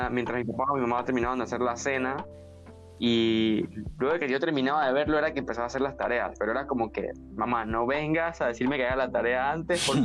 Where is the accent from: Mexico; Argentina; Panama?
Panama; un recuerdo que puedo decir que marcó mi infancia, porque hablo aquí en Panamá, por lo menos había un área donde yo vivía que era bastante peligrosa